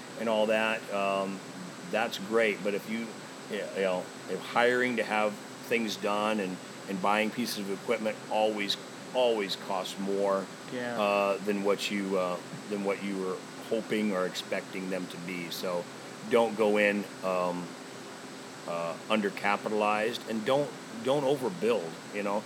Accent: Omaha, Nebraska, United States; I was always born and raised in Omaha

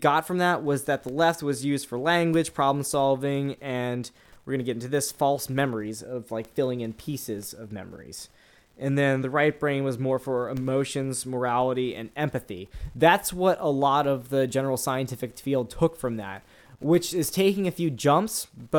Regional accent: New Orleans, Louisiana, United States; I'm not French, even though I'm from New Orleans and we have a lot of bastardized French names to pronounce.

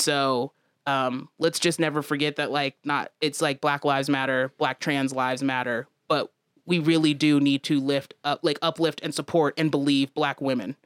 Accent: Aurora, Colorado, United States; growing up in Aurora

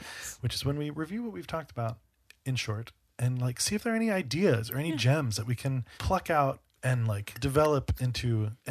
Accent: Alabama, United States; Hi, I'm from Alabama. Can you tell?

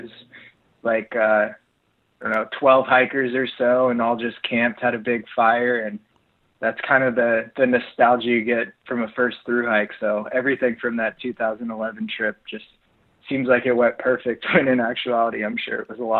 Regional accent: Vancouver, Washington, United States; I grew up in Vancouver, Washington.

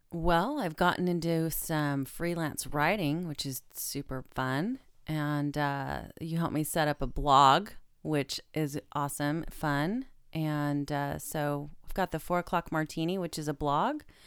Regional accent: Stockton, California, United States; it's my hometown

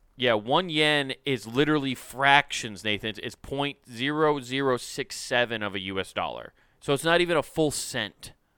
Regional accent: United States

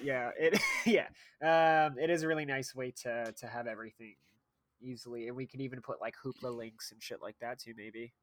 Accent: United States; as an American

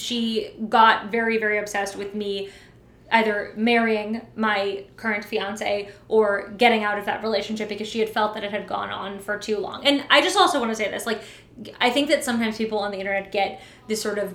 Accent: Los Angeles, California, United States; moved away as an adult; now in New York, United States; I grew up in Los Angeles.

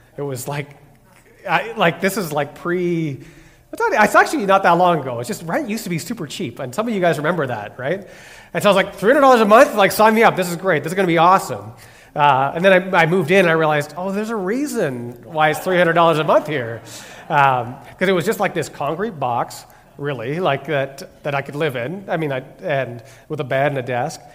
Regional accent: Ontario, Canada; moved away as an adult; also born or lived in Quebec City; I'm originally from Ontario, and when I finished school, I moved to Quebec City.

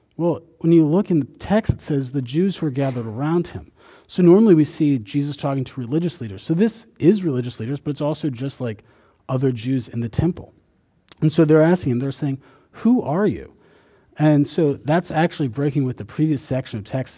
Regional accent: Indiana, United States; I grew up in Indiana

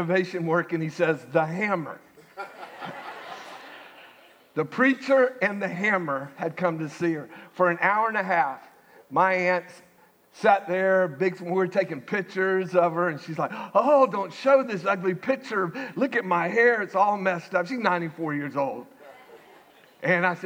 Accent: Winter Haven, Florida, United States; moved away; Winter Haven, my hometown

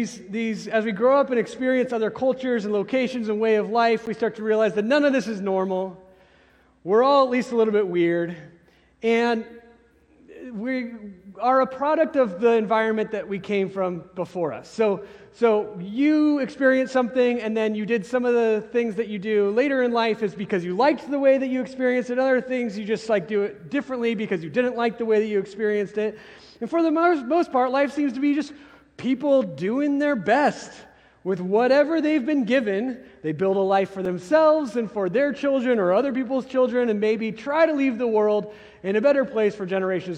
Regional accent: Carson City, Nevada, United States; also born or lived in California; now in Bentonville, United States; I grew up in Carson City, Nevada before

